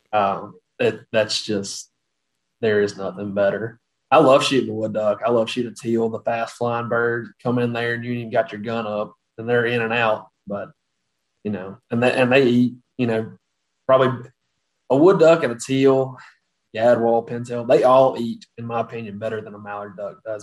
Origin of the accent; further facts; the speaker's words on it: Batesville, Mississippi, United States; I was born in a town called Batesville, or that's where I grew up, Batesville, Mississippi